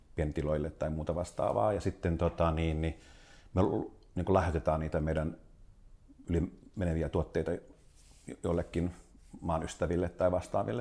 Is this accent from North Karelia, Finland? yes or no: no; South Ostrobothnia, Finland; mä oon Etelä-Pohjanmaalta yrittäjäperheestä